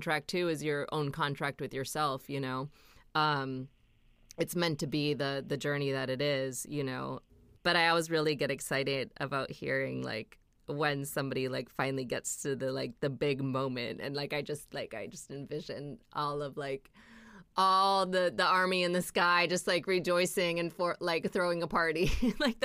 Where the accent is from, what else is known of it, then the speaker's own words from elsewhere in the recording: Minnesota, United States; I'm from Minnesota, so like it's very religious there